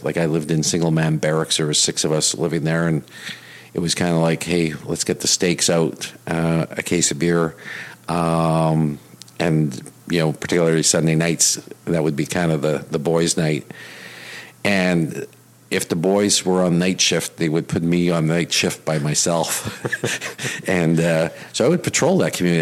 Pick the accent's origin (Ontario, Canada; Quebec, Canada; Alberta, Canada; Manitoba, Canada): Manitoba, Canada; Winnipeg; moved away as an adult; now in Vancouver, Canada; born and raised. Yeah, and and and still consider myself from Winnipeg. When somebody says, "Where are you from?" I, I rarely say Vancouver. I always say Winnipeg.